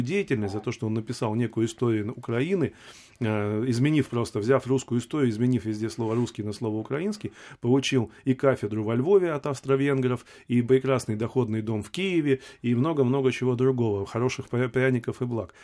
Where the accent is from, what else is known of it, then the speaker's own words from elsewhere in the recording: Siberia, Russia; я человек, как бы, сибиряк, да, родился в Сибири